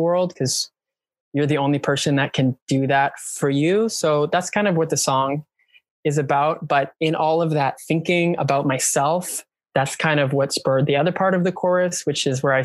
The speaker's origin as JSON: {"language": "English", "country": "Canada", "said": "I'm Canadian"}